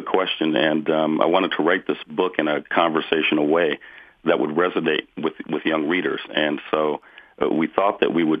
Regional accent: Detroit, Michigan, United States; growing up in Detroit, you know, it's not something that little black boys, you know, focus on.

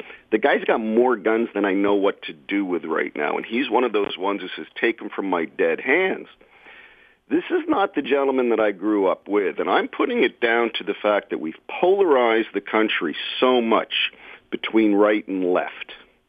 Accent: Northeast, United States; now in Windsor, Canada; I'm an American, grew up in the Northeast in a Republican household. I'm going to be 63

